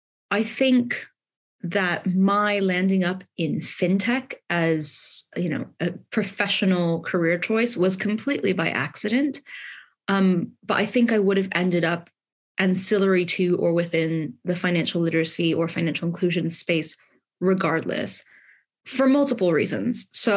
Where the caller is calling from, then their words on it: London, United Kingdom; I am Zooming in from Southeast London today